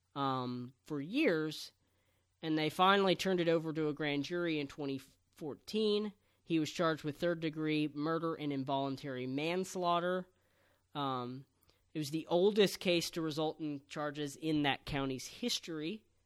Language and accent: English; San Antonio, Texas, United States; I am from the Alamo City.